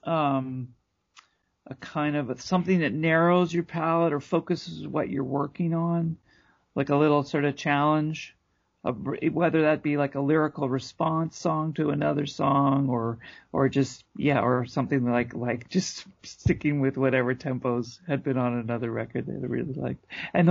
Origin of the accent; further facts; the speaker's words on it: Canada; being a Canadian